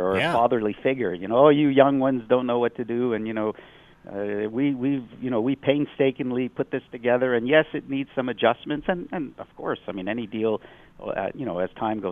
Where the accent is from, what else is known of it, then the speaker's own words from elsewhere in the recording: Montreal, Quebec, Canada; also born or lived in United States; even though I'm an American, I basically grew up in Montreal, so I'm, you know, I've spent most of my life here